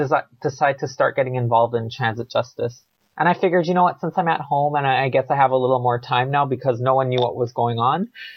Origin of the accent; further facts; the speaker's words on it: Toronto, Ontario, Canada; I grew up in Malvern. And so I lived on Hupfield Trail, which is a side street.